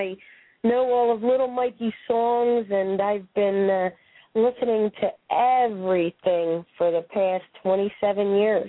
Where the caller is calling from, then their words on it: Pennsylvania, United States; Right outside of Philadelphia.